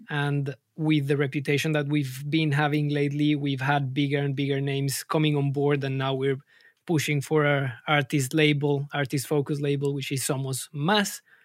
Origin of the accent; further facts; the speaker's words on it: Colombia; moved away as an adult; now in London, United Kingdom; I'm, I'm originally from Colombia, and I landed in London almost seven years ago.